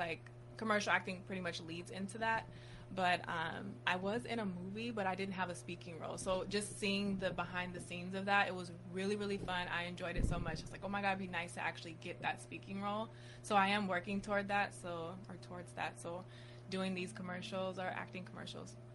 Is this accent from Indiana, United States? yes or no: no; Sacramento, California, United States; moved away as an adult; also born or lived in Los Angeles; now in San Diego, United States; I'm originally from Sacramento, and I went to Sacramento State, and then after I graduated, I moved to San Diego